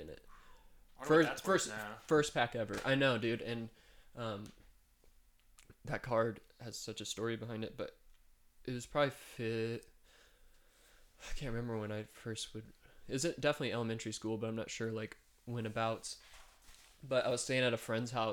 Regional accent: Danville, Illinois, United States; now in Colorado Springs, United States; I grew up in Illinois, in Danville, Illinois, and it was pretty rough.

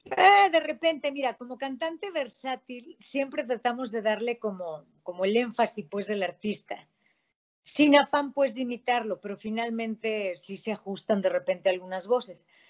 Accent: León, Guanajuato, Mexico; Yo soy guanajuatense, soy panza verde

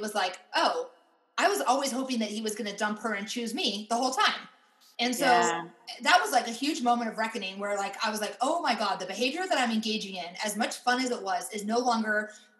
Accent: Iowa, United States; moved away; also born or lived in Pittsburgh; I grew up in Iowa

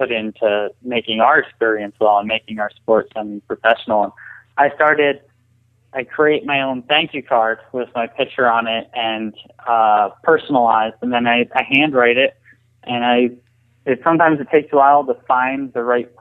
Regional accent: Allentown, Pennsylvania, United States; I grew up in Allentown. I was actually 25 minutes or 30 minutes outside of town

